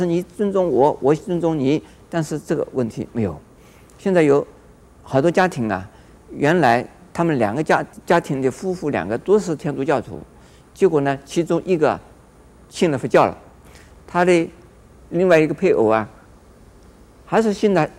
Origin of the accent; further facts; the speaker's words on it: Taiwan; 也许不是异民族，全部都是台湾人。我们台湾人生在台湾的人